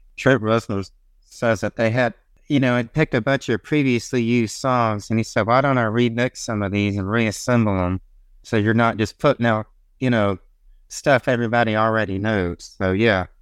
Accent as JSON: {"language": "English", "region": "the South", "country": "United States", "said": "I'm a Southerner"}